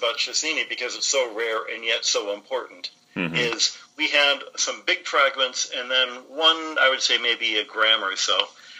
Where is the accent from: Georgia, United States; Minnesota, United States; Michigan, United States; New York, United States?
Michigan, United States; Detroit; accent: American; moved away as an adult; also born or lived in Arizona / Pennsylvania; I grew up in Detroit, Michigan.